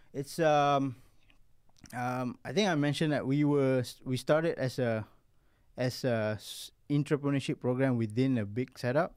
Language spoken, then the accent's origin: English; Malaysia; being a Malaysian